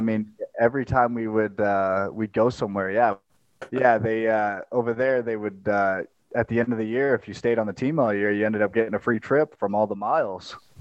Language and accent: English; Las Vegas, Nevada, United States; also born or lived in St. Louis; growing up in Vegas, you, you we'd always travel to L.A.